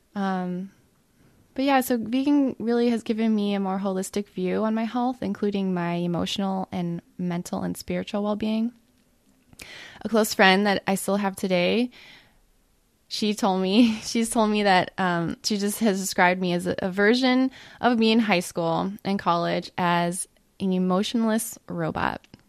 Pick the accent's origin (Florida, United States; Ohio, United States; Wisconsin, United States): Ohio, United States; I grew up in the Midwest in Ohio on fast food and mac and cheese and Pop Tarts